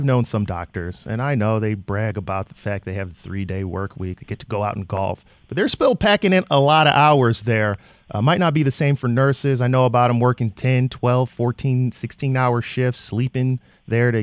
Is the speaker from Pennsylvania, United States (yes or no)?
no; Detroit, Michigan, United States; growing up in Detroit